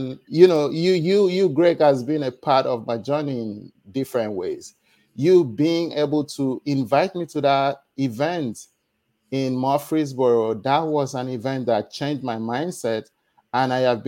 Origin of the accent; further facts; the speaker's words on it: Nigeria; moved away as an adult; now in United States; I was born in Nigeria.